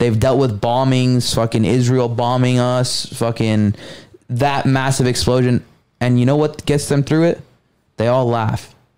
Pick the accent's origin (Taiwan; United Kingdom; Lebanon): Lebanon; I'm from Lebanon, mm-hmm.